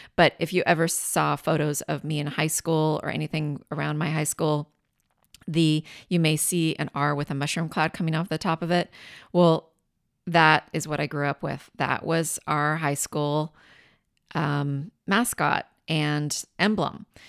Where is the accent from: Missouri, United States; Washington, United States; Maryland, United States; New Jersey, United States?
Washington, United States; Richland; also born or lived in Tacoma; I grew up in Richland